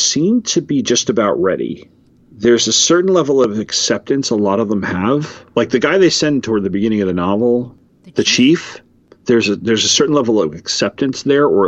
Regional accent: United States; as an American who believes firmly in the Bill of Rights

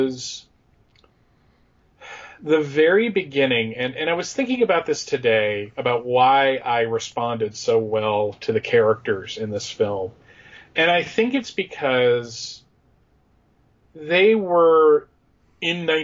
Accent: Allentown, Pennsylvania, United States; I grew up in just outside of Allentown, Pennsylvania.

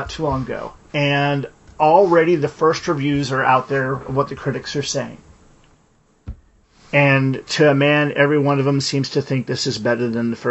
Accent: Minnesota, United States; me being from Minnesota

